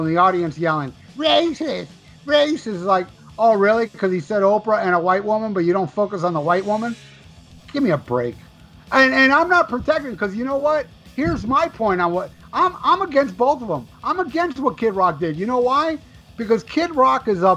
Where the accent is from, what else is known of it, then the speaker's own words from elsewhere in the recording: United States; I was born in America. I'm more American than you